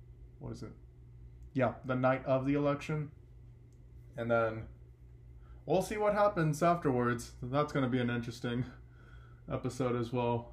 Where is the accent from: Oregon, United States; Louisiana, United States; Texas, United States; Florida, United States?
Texas, United States; in my hometown